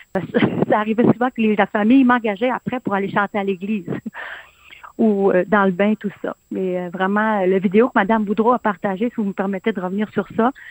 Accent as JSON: {"language": "French", "region": "Quebec", "country": "Canada", "said": "chez nous, au Saguenay-Lac-Saint-Jean"}